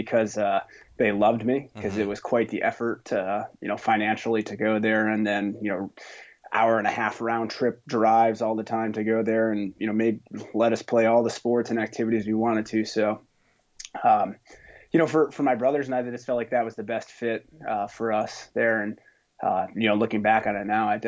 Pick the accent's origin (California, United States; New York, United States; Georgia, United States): New York, United States; Stillwater; moved away as an adult; now in Boston, United States; I grew up in upstate New York in a little town called Stillwater, New York